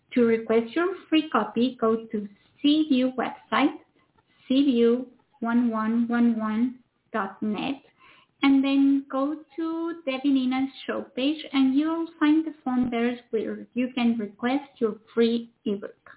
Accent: Mexico; now in United States; I come from Mexico

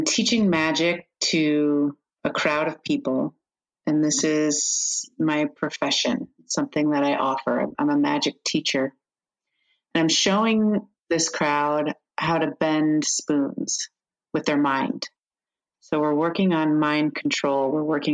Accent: Midwest, United States; a Midwestern woman

